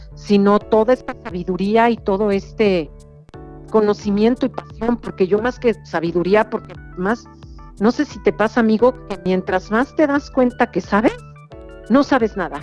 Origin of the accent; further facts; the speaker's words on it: Mexico; nuestros ingredientes que nos definen como mexicanos